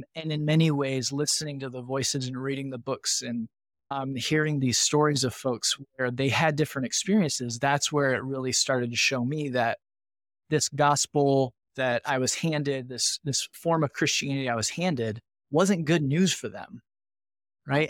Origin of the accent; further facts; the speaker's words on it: northern Indiana, United States; I grew up in a, a small rural kind of farming manufacturing community in northern Indiana.